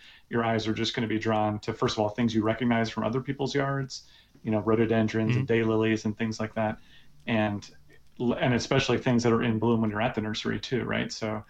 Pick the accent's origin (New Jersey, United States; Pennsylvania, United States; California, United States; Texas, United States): New Jersey, United States; moved away as an adult; now in New Hampshire, United States; I do live in New Hampshire now, but I actually grew up in New Jersey. So just like all of you, I'm from the Garden State, or at least spent quite a large portion of my life there.